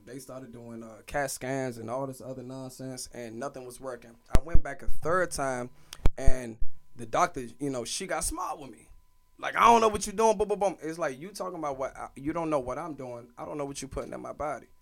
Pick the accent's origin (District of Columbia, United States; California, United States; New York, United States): District of Columbia, United States; Washington; I went to all DC public schools. I grew up in Mount Pleasant